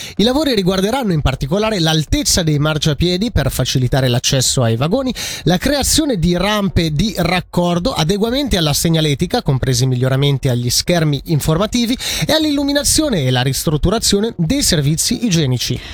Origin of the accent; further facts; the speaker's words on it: Ticino, Switzerland; moved away; also born or lived in German-speaking Switzerland / Biel; portare questo bagaglio in Ticino e metterlo al servizio della mia regione d'origine